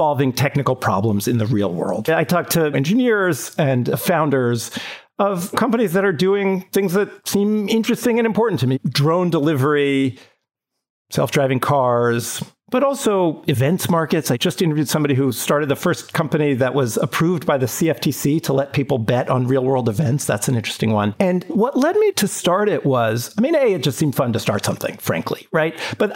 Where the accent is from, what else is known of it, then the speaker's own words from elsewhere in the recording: San Diego, California, United States; now in New York, United States; I grew up in San Diego